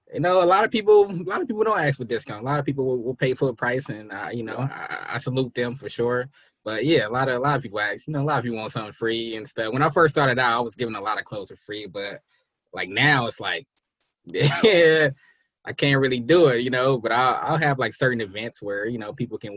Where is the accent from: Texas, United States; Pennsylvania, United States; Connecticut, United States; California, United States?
California, United States; San Francisco; now in Sacramento, United States; I'm from Hunters Point, family from Trail Hill, Sunnydale. So I'm all over San Francisco